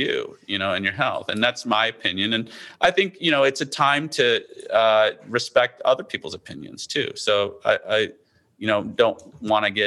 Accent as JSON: {"language": "English", "region": "Midwest", "country": "United States", "tie": "born or raised there", "moved": "yes", "lives_now": "East Coast, United States", "said": "I grew up in the Midwest where we did, you know, tornado drills."}